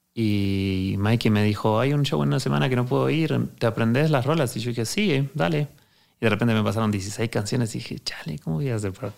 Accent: Argentina; now in Mexico; venimos de Argentina

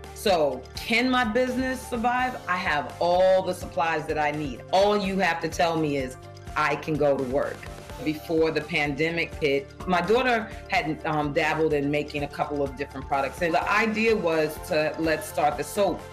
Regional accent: New York, United States; I'm from New York in Harlem

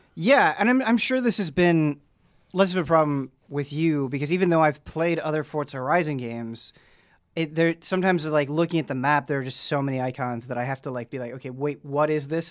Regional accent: Midwest, United States; now in Los Angeles area, United States; growing up in the Midwest

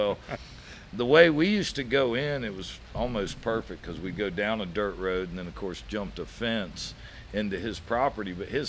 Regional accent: Brandon, Florida, United States; I grew up more inland. I grew up in Brandon, so it wasn't like I lived on the coast and the coast was really close.

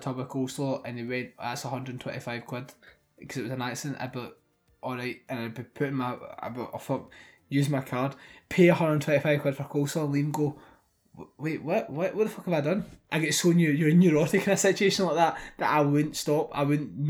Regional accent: Scotland, United Kingdom; We're Scottish.

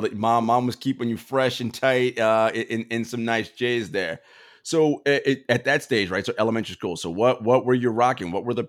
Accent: New York City, New York, United States; growing up in New York, Gabby, like for us in the city

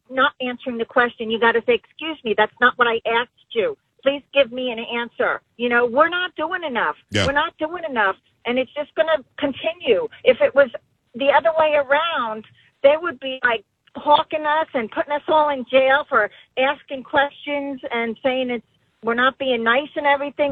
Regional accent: New Jersey, United States; now in Florida, United States; I come from Jersey

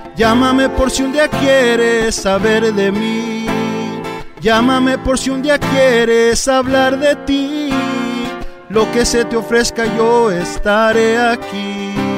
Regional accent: Orange County, California, United States; yo soy nacido aquí en Orange County, pero mi papá es de Tepa y mamá es de Talpa de en Jalisco.

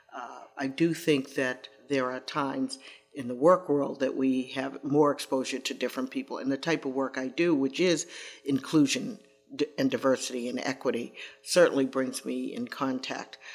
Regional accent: Boston, Massachusetts, United States; I grew up in Roxbury

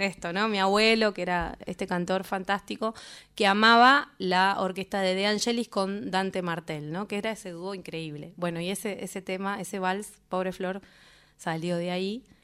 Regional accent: La Plata, Buenos Aires Province, Argentina; also born or lived in Lanús; yo soy de La Plata

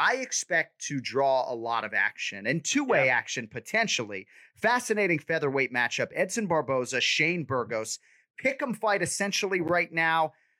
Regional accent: Boston, Massachusetts, United States; as big a fan as any Bostonian can be of a New Yorker

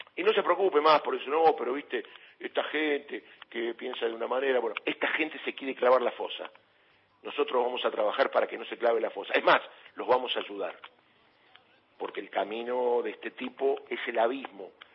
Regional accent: Argentina

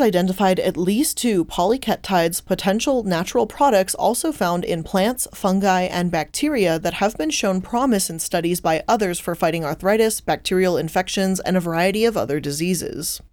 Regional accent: United States; as an American looking

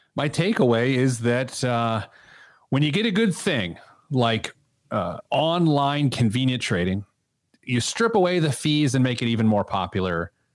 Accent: Midwest, United States; I'm a Midwesterner

